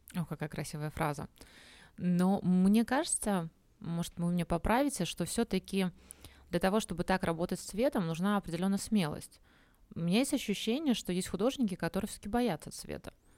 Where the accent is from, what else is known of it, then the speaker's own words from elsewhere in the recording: Minsk, Belarus; now in Uzbekistan; я сама из Минска, в котором солнца нет